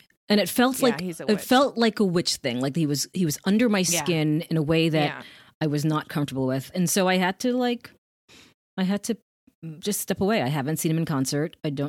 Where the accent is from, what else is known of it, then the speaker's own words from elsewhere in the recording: Jamaica; I don't know if you know, but my parents are from Jamaica. Jamaica. I'm Jamaican.